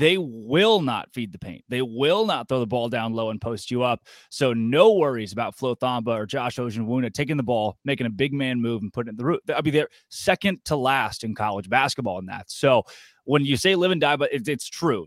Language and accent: English; Arkansas, United States; an Arkansas born guy myself, Valonia native